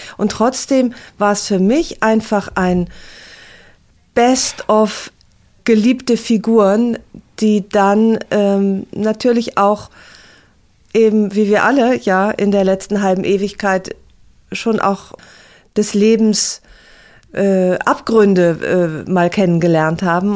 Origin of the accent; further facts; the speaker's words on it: Aachen, North Rhine-Westphalia, Germany; in meiner Heimatstadt Aachen